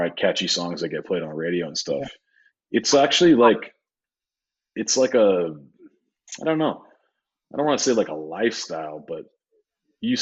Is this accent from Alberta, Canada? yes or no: no; Saskatoon, Saskatchewan, Canada; moved away as an adult; also born or lived in Sydney, Australia / Vancouver; now in Toronto, Canada; Saskatoon is my hometown because it's like all my teens, you know, my 20s. You know, just like that's where I literally grew up